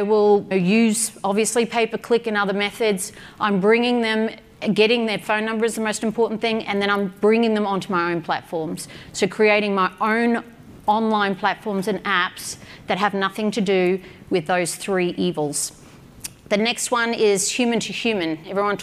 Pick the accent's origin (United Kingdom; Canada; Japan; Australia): Australia; I'm an Aussie